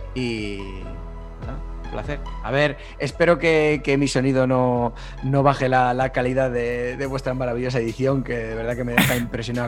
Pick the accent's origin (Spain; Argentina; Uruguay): Spain; Basque Country; Vasco soy muy vasco, ¿eh? Muy, muy vasco